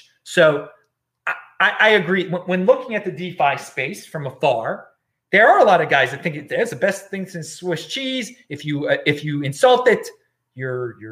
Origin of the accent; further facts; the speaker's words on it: Maryland, United States; moved away; near Camp David, Maryland, my home state